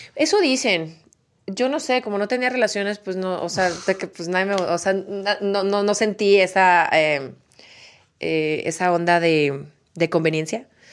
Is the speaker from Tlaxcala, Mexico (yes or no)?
no; Guadalajara, Jalisco, Mexico; born or raised there